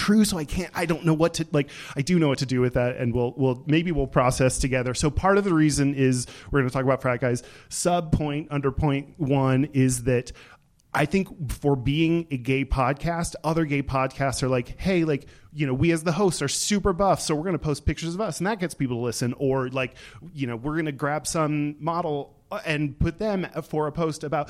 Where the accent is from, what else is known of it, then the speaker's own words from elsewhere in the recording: Texas, United States; I grew up in Texas